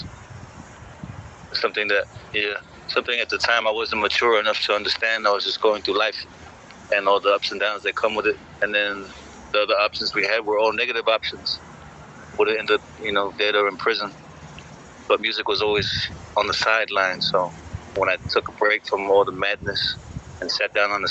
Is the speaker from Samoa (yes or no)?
yes; Samoa; moved away; also born or lived in United States / New Zealand / Australia; I'm from Samoa, I'm raised there, and then I came overseas later with America, and then with New Zealand and Australia especially